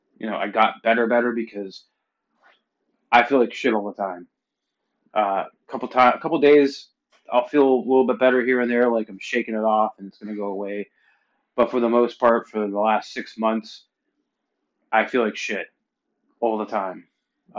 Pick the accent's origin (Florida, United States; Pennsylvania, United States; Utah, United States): Pennsylvania, United States; moved away; I'm originally from Pennsylvania